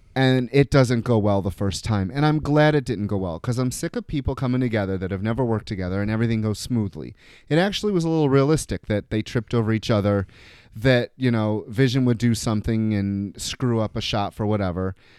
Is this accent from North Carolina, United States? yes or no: no; New York, United States; I'm from New York